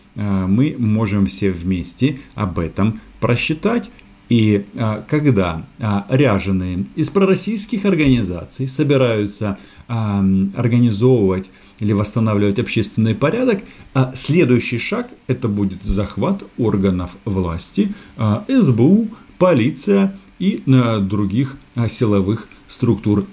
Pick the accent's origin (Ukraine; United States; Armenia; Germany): Ukraine; now in Moscow, Russia